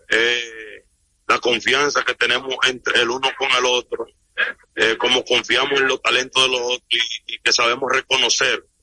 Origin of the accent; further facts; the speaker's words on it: La Vega, Dominican Republic; Yo lo que quiero, yo soy de La Vega y soy aguilucho de chiquitico.